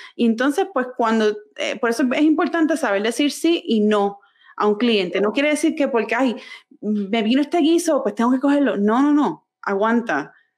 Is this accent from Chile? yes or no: no; Puerto Rico; moved away as an adult; also born or lived in San Francisco; now in North Carolina, United States; toda mi vida yo nací, me crié en Puerto Rico